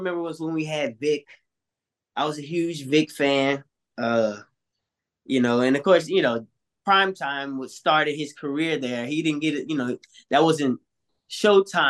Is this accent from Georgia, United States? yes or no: yes; Atlanta, Georgia, United States; I was born and raised in Atlanta, Georgia